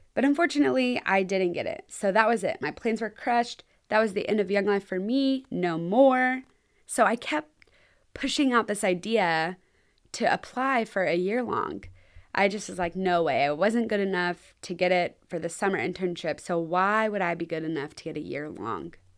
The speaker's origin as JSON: {"language": "English", "region": "Texas", "country": "United States", "said": "I'm from Texas and I'm moving to New York in the middle of winter?"}